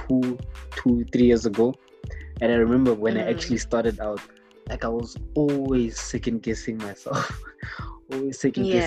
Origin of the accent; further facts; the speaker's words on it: Gauteng, South Africa; also born or lived in Limpopo; I grew up this side in Gauteng